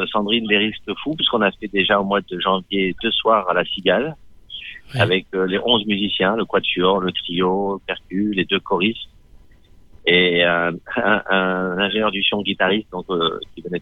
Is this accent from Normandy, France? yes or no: no; Lyon, Auvergne-Rhône-Alpes, France; also born or lived in Constantine, Algeria; À Lyon. À Lyon À Lyon, euh, ouais. à Du Cher à Lyon, un quartier de Lyon, de banlieue.